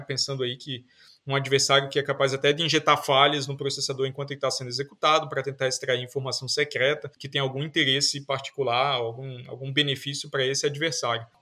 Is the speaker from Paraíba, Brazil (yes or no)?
yes; João Pessoa, Paraíba, Brazil; moved away as an adult; also born or lived in Campina Grande / Brasília; Eu, eu nasci em Campina Grande, morei boa parte da minha vida em João Pessoa, na Paraíba, fiz vestibular lá